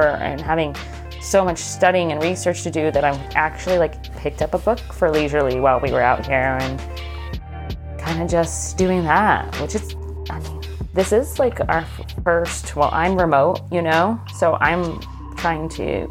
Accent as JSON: {"language": "English", "region": "Florida", "country": "United States", "tie": "born or raised there", "said": "I grew up in Florida"}